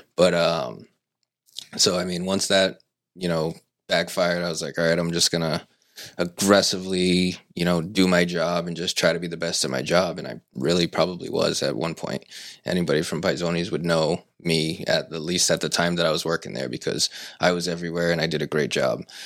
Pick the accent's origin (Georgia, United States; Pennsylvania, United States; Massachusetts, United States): Massachusetts, United States; Seekonk; also born or lived in Pawtucket; now in Swansea, United States; I grew up in Seekonk pretty much my whole life.